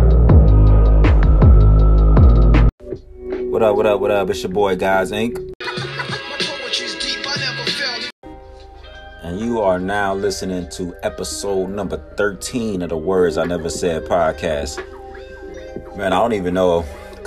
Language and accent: English; Texas, United States; also born or lived in Milwaukee, Wisconsin; me and my sister was born and raised in Milwaukee. Wisconsin. My sister's 3 years older than me, but we started school. My mom and my dad got married. They moved down to Texas, and we started school down here.